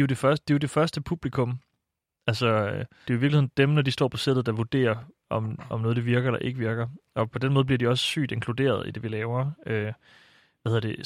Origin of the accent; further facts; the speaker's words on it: Silkeborg, Central Denmark Region, Denmark; moved away as an adult; now in Copenhagen, Denmark; mit barndomshjem i Silkeborg